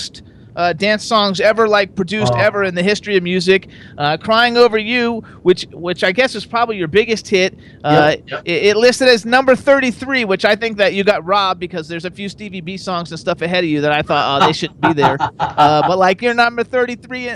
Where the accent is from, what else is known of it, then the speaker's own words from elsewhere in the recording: Fort Lauderdale, Florida, United States; moved away; I was from Fort Lauderdale, so, like, … and … and … and all those guys were, like, from my hometown